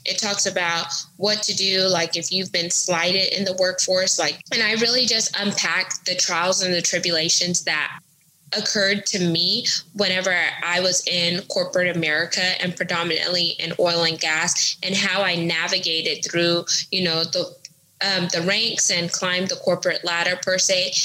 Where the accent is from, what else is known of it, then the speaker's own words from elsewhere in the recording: United States; I'm American, I'm first generation American because my parents are Caribbean descent